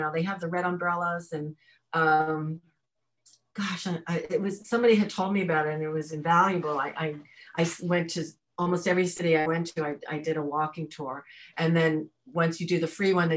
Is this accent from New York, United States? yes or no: yes; New York, United States; I was raised in New York, so I was street savvy probably more than I am now